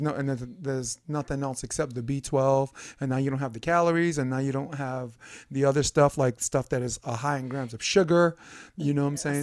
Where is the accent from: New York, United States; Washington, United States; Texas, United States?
New York, United States; moved away; where I grew up in New York